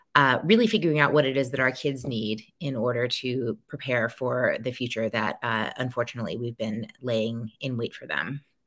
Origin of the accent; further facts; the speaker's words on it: New Orleans, Louisiana, United States; my hometown of New Orleans